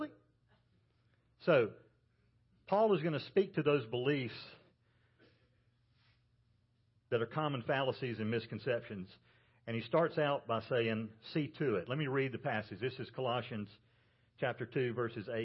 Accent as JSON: {"language": "English", "region": "Georgia", "country": "United States", "said": "I'm from Georgia where they grow peanuts"}